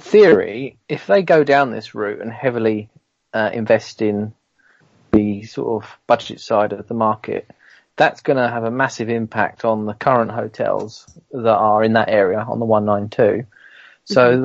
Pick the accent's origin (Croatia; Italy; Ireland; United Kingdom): United Kingdom; Kent, South East England; I'm from Kent